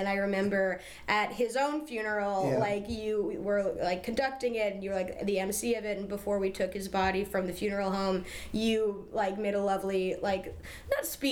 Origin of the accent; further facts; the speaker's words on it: Williamstown, Massachusetts, United States; moved away; my hometown in Williamstown, Massachusetts